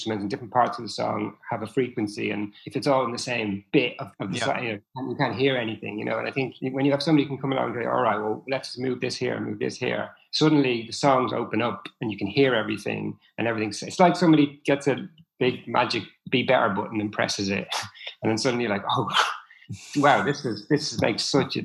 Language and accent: English; Dublin, Leinster, Ireland; moved away; I'm originally from Dublin